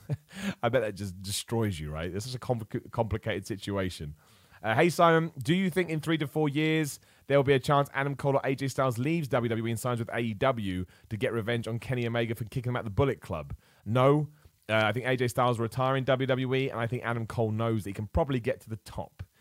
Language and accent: English; Luton, East of England, United Kingdom; I was born in Luton